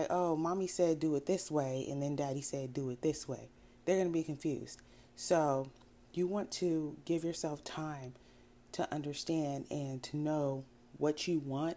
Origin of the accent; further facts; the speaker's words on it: United States; also born or lived in Sierra Leone; I'm West African. I grew up in America